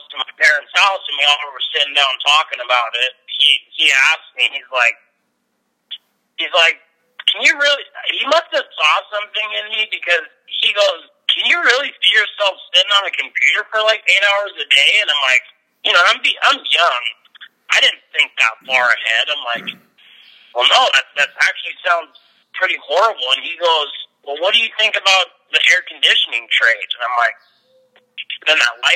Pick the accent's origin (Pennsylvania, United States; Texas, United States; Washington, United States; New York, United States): Washington, United States; Lake Stevens; also born or lived in Phoenix, Arizona / Mount Vernon, Washington; our house that I grew up in Lake Stevens